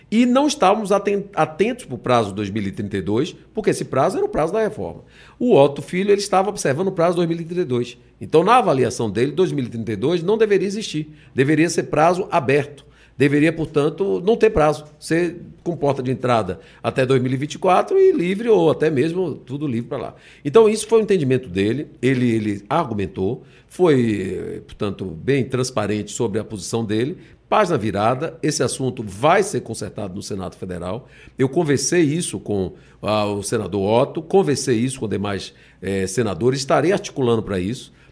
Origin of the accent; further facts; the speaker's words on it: Bahia, Brazil; Eu vou dizer isso para a Bahia. Eu, eu honrei muito a minha terra.